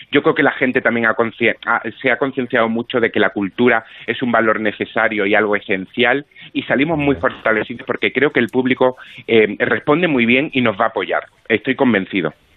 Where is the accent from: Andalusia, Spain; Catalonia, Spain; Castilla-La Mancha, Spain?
Andalusia, Spain; Málaga; Yo soy malagueño de, de nacimiento y sí, trabajo aquí en un par de compañías de teatro